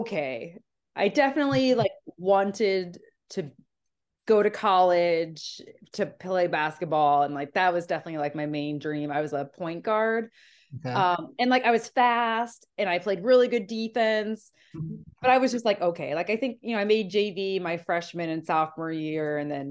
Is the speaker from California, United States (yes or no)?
no; Indiana, United States; like growing up in Indiana, like that was kind of necessary.